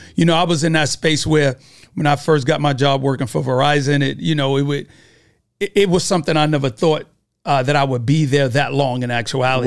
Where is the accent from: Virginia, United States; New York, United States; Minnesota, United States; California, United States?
New York, United States; New York City; from Brooklyn, New York